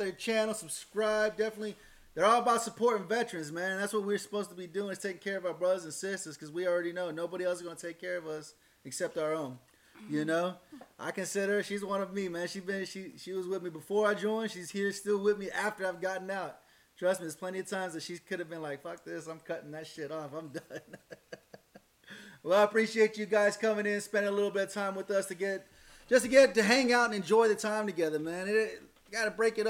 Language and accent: English; United States; as an American citizen